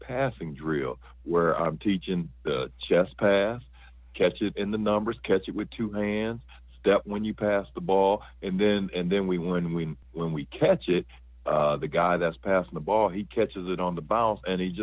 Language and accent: English; Fort Wayne, Indiana, United States; moved away; I'm from Fort Wayne, Indiana, and obviously Indiana being the basketball country that it is, I grew up on fundamentals